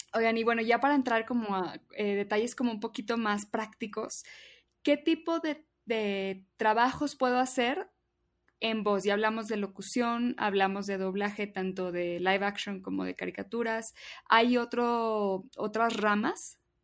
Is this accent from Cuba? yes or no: no; Mexico